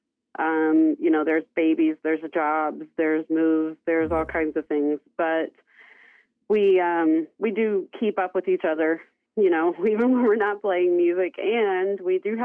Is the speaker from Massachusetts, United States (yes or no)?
no; Chandler, Oklahoma, United States; now in Kansas, United States; my hometown of Chandler